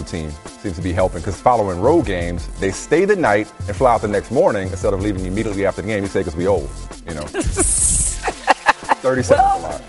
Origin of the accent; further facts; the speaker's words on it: New Orleans, Louisiana, United States; Growing up in New Orleans